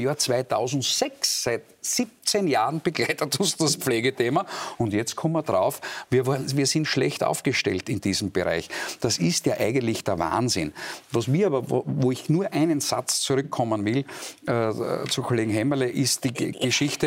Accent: Graz, Styria, Austria; Ich komme aus Graz, wir haben eine kommunistische Bürgermeisterin

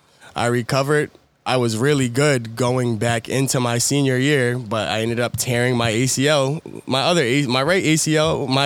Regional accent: Wyandanch, New York, United States; now in Queens, United States; I'm originally from Wyandanche, New York. I went to Wyandanche Elementary School. I think it was called La Francis Hardeman. And then I went to Upper Room with my brothers and my sister from fourth grade up until ninth grade.

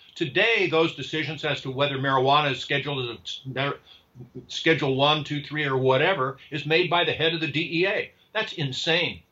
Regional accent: California, United States; in California, which is my home state

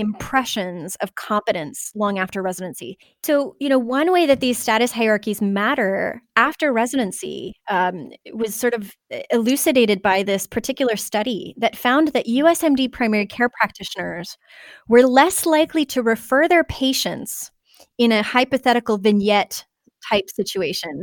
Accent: Canada; now in United States; both being Canadian

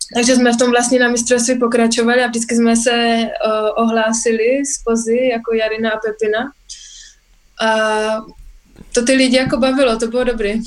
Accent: Czechia; jsme jako správní Češi

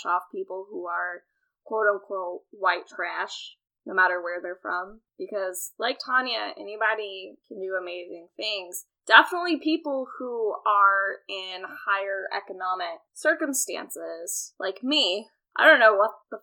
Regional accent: Georgia, United States; I'm from Georgia

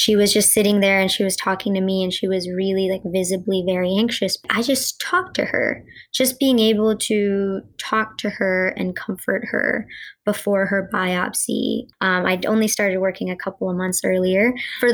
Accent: North Carolina, United States; first language Gujarati; I grew up in North Carolina

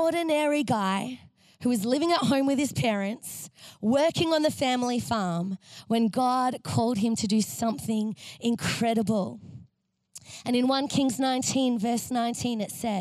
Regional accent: Bangkok, Thailand; now in Melbourne, Australia; I come from Bangkok

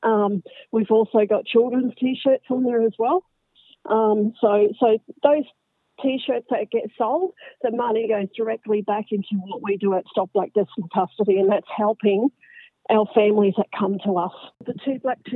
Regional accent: Brisbane, Queensland, Australia; also born or lived in Northern Rivers, New South Wales; from Brisbane

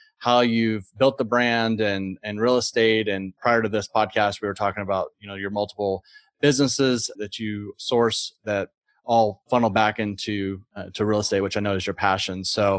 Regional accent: Austin, Texas, United States; my hometown, Austin, Texas

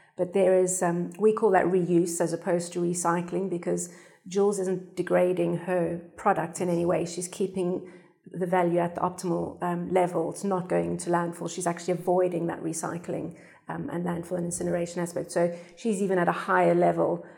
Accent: South Africa; now in United Kingdom; I'm South African

